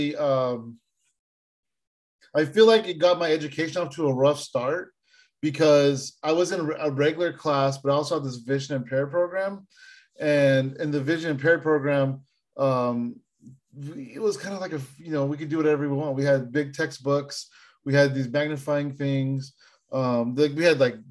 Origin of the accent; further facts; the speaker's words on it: San Jose, California, United States; growing up in San Jose